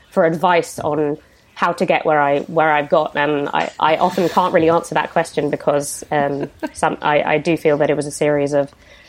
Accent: Tuscany, Italy; restaurants around where I grew up in Tuscany

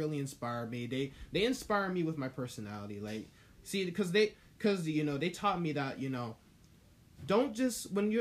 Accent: United States; my parents are technically British. I'm full American

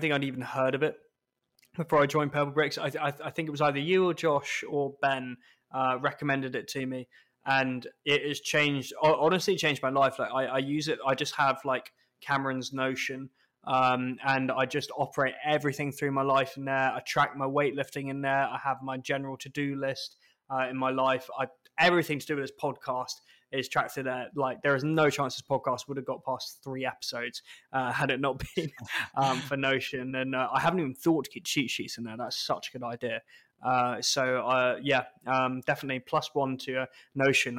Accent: United Kingdom; we're British

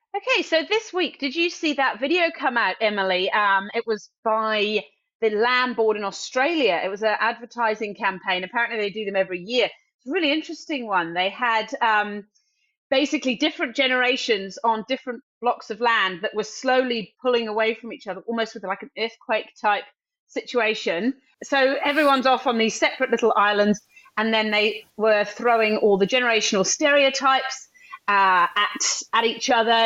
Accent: United Kingdom; now in New Zealand; as a Brit who lived close to France

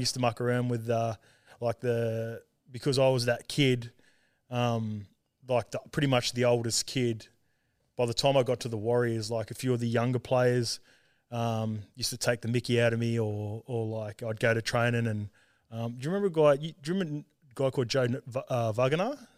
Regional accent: Sydney, New South Wales, Australia; also born or lived in Auckland, New Zealand / Salford, England; I grew up in, like, Western Sydney out Saint Clair Way near Penrith

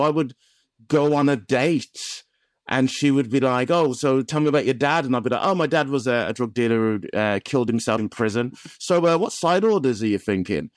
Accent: Black Country, West Midlands, United Kingdom; I'm from the Black Country

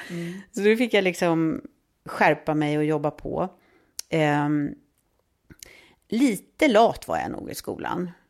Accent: Stockholm, Stockholm County, Sweden; Ja, jag växte upp i Stockholm.

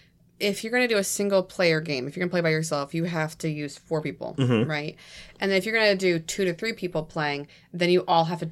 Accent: New England, United States; I'm from New England.

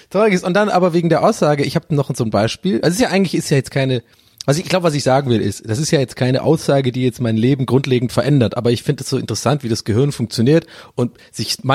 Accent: Berlin, Germany; dass ich habe null Bock auf die Nummer gerade als Berliner.

